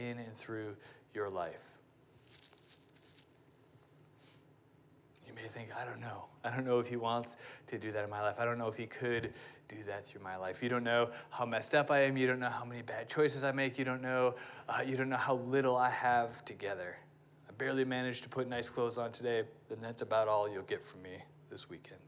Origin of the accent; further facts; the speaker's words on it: United States; me being an American